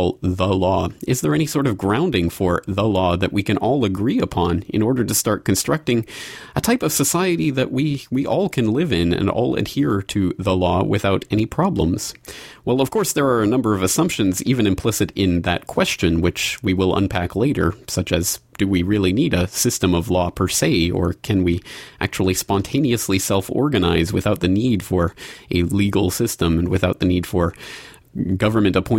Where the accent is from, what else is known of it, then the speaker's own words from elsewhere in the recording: Canada; also born or lived in Ireland; now in Japan; I'm a Canadian, I live in Japan, and I have in the past lived in Ireland